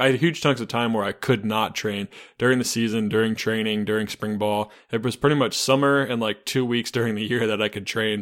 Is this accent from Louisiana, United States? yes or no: no; Charlotte, North Carolina, United States; I'm from Charlotte, North Carolina